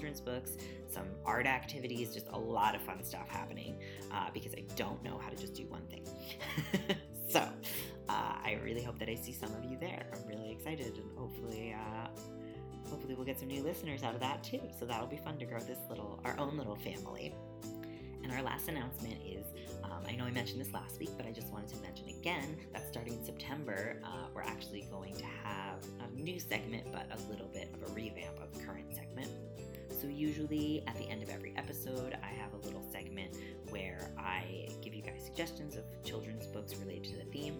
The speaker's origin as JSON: {"language": "English", "country": "United States", "tie": "born or raised there", "said": "growing up in America with conservative parents"}